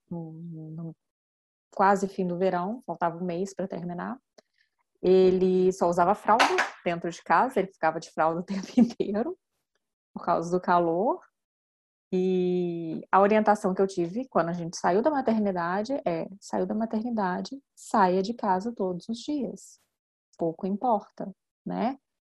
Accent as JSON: {"language": "Portuguese", "region": "Minas Gerais", "country": "Brazil", "moved": "as an adult", "lives_now": "France", "said": "eu sou de Minas, meu marido é capixaba"}